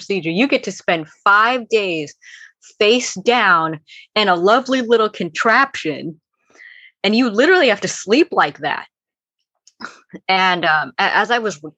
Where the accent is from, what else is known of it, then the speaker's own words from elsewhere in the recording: Bay Area, California, United States; I'm from the Bay Area in California.